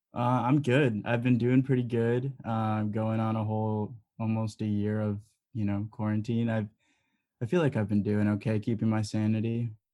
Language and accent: English; Elgin, Illinois, United States; I'm from Elgin, so literally down the street from Side Street, um, on the east side over there